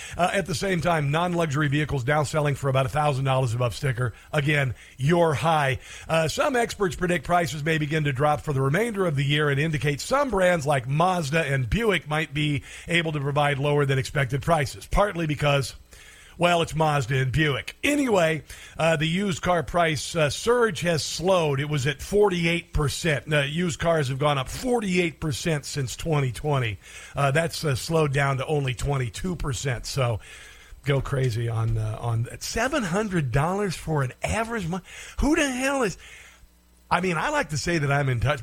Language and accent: English; Iowa, United States; my home state of, of Iowa